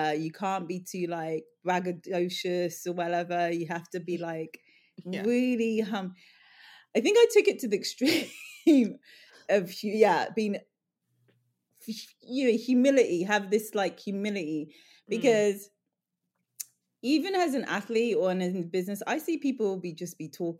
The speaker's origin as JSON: {"language": "English", "region": "London", "country": "United Kingdom", "tie": "born or raised there", "said": "But I grew up in Northwest London, near Ladbroke Grove. My mum grew up in Ladbroke Grove. I'm all about Portobello Market. You know, I grew up going to Portobello Market, vintage shopping, secondhand."}